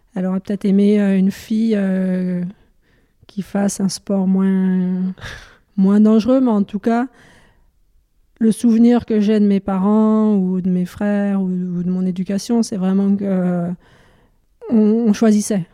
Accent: near Dijon, Burgundy, Bourgogne-Franche-Comté, France; je suis originaire de Dijon, dans un petit village malin à côté de Dijon en Bourgogne.

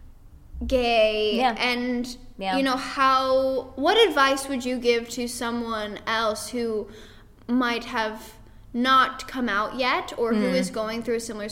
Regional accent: Indiana, United States; moved away as an adult; now in Los Angeles, United States; growing up in Indiana, and it being what it is, very Midwest

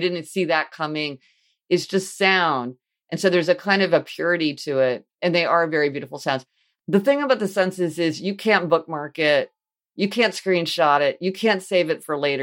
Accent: Kansas City, Missouri, United States; I grew up in Kansas City, Missouri

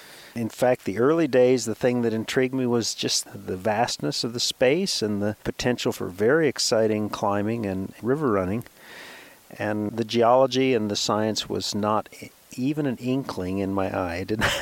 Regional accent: Virginia, United States; now in New Mexico, United States; So I was born in Virginia, way back east.

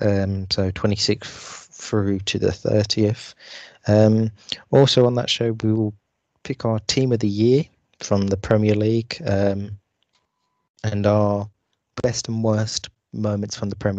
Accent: Newcastle, North East England, United Kingdom; Yeah, man, I'm from Newcastle.

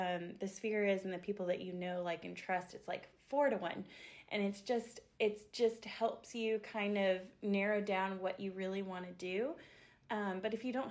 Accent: Asheville, North Carolina, United States; I was born and raised here in Asheville, North Carolina

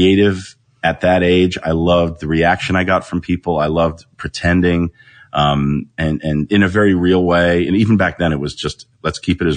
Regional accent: Los Angeles, California, United States; born and raised in West

